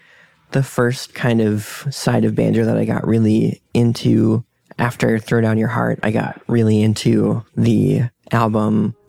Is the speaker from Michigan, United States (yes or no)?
no; Denver, Colorado, United States; I'm from Denver, Colorado.